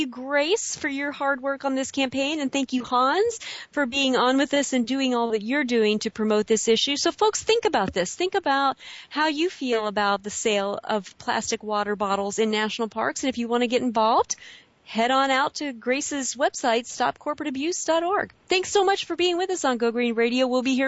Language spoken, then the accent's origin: English; Midwest, United States; moved away; I'm from the Midwest originally